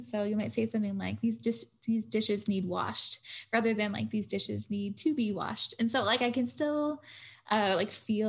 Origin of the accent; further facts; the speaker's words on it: United States; also born or lived in Florida / Pennsylvania; I never really felt at home on the East Coast, and I didn't feel at home until I was in Tucs